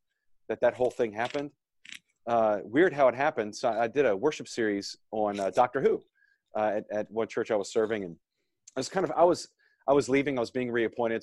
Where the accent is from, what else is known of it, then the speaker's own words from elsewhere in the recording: New Orleans, Louisiana, United States; also born or lived in North Carolina; now in Bossier City, United States; I'm originally from the New Orleans area, which is a great childhood, man.